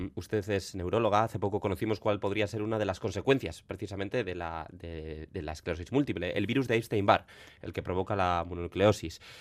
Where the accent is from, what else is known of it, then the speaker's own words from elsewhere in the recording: Basque Country, Spain; en nuestro país, en Euskadi